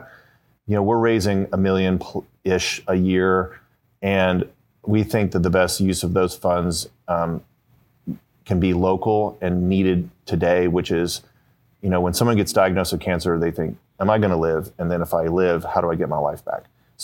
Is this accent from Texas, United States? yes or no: yes; Dallas, Texas, United States; So I grew up in Dallas, Texas